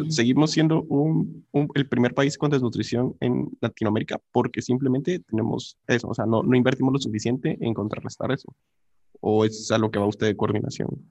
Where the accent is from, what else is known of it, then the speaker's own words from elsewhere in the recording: Guatemala; nosotros, como sociedad guatemalteca